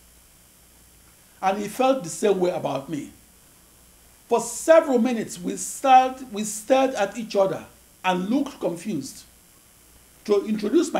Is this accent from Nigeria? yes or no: yes; Nigeria; moved away as an adult; also born or lived in Akure, Nigeria / Sapele, Nigeria; I was born on August 23, 1954, in Akure, in the western region of the British West African colony of Nigeria. In January 1960, and at age 5, I enrolled in first grade in St. Patrick's Primary School, Sapele, Nigeria.